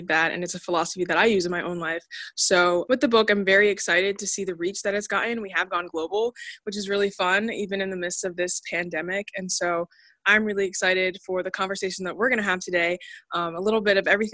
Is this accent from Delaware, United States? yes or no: yes; Delaware, United States; I'm a writer from Delaware